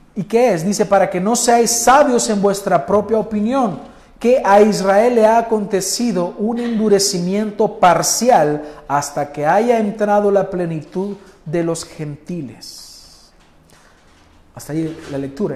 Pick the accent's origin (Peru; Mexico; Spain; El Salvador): El Salvador; nosotros, los salvadoreños, que nos gustan las pupusas y la gallina asada